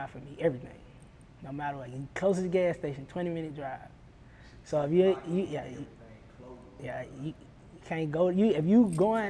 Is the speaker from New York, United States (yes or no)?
no; South Carolina, United States; I'm right down the road. I'm from South Carolina